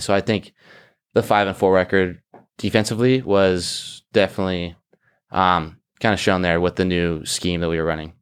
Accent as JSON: {"language": "English", "area": "Orange County", "region": "California", "country": "United States", "said": "I'm from Orange County, California"}